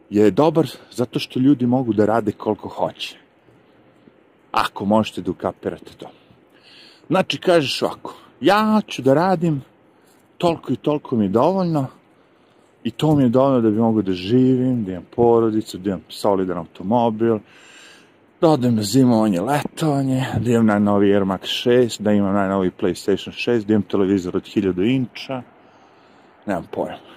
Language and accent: Croatian; Serbia; now in United States; Ja ovde sad, da dođem u Ameriku kao Srbin i imam pravo da radim.